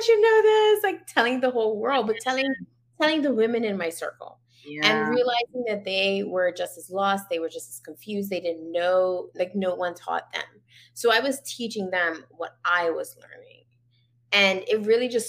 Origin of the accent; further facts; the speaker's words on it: Bermuda; moved away as an adult; now in Canada; I was born and raised in Bermuda.